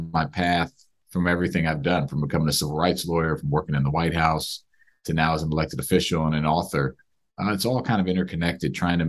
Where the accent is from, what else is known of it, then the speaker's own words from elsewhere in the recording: Silver Spring, Maryland, United States; I grew up in the Silver Spring area, which is where much of this book is based, Silver Spring, Maryland, right outside of DC